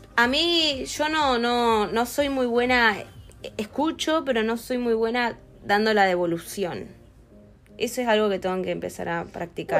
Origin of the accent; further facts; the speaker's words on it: Rosario, Santa Fe, Argentina; also born or lived in El Calafate; nací en Rosario.